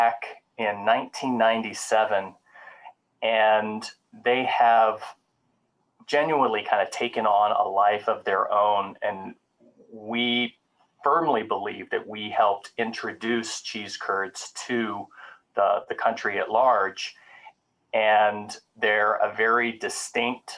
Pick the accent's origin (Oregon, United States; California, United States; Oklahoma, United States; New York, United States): Oklahoma, United States; also born or lived in Midwest; now in Wisconsin, United States; I was actually born and raised in Oklahoma. I grew up on a small family-owned cattle ranch